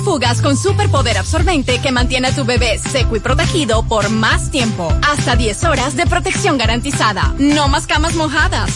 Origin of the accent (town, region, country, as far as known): Dominican Republic